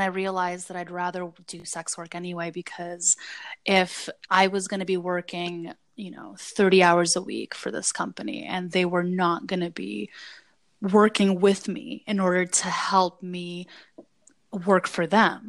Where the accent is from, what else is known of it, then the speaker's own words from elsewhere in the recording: Saint Petersburg, Russia; English is a second language; also born or lived in New Jersey / New York; now in United States; Former Soviet Union, then St. Petersburg in Russia, then New Jersey, and then New York.